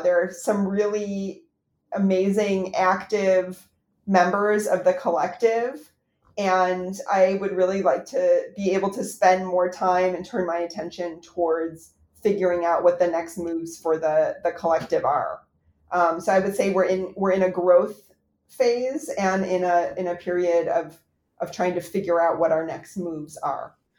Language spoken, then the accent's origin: English; United States; as an American